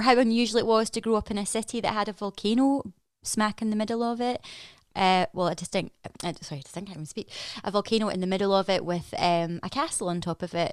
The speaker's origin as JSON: {"language": "English", "town": "Edinburgh", "region": "Scotland", "country": "United Kingdom", "tie": "born or raised there", "also_born_or_lived": "London", "moved": "as an adult", "said": "I grew up in Edinburgh, and I have lived, I lived in London for six years"}